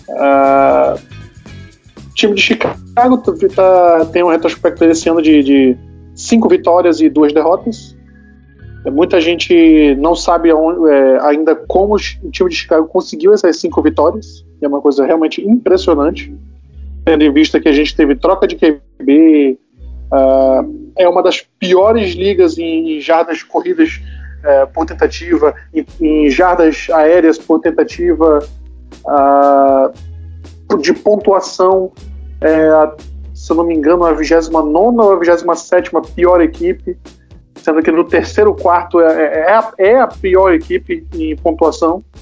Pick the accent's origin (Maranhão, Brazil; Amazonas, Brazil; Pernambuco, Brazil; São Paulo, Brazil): Amazonas, Brazil; Manaus; sou de Manaus, no estado do Amazonas.